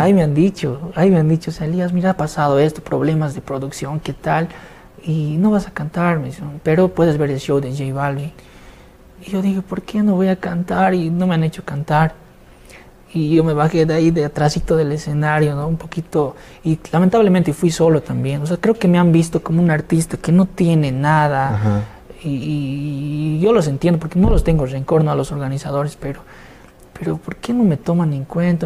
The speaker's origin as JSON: {"language": "Spanish", "country": "Bolivia", "said": "desde Bolivia para el mundo"}